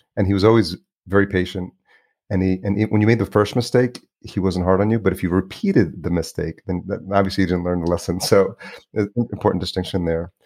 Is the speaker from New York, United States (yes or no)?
yes; New York, United States; also born or lived in Los Angeles; now in Minneapolis, United States; grew up in New York